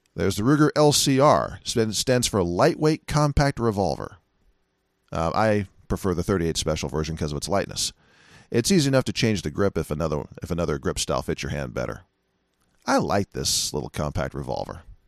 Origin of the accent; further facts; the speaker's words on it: United States; as an American